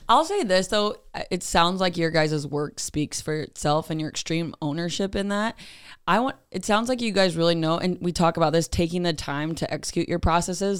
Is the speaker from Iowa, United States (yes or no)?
yes; Fort Dodge, Iowa, United States; we're from Fort Dodge